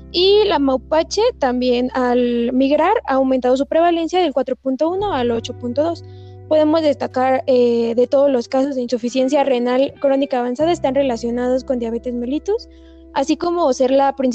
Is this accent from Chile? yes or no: yes; Chile; aquí en mi país, en Chile